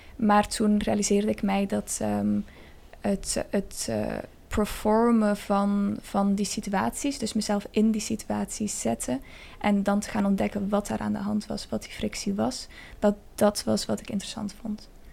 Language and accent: Dutch; Spain; moved away; plek waar ik ben opgegroeid, in Spanje